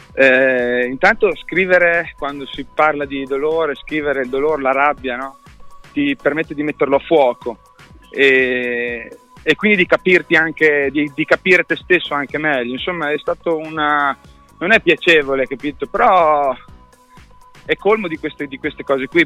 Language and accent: Italian; Modena, Emilia-Romagna, Italy; sono di Modena